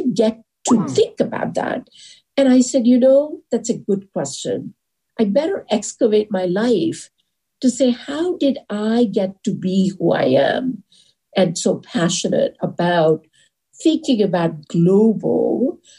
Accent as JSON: {"language": "English", "country": "India", "also_born_or_lived": "California", "moved": "as an adult", "said": "I come from India"}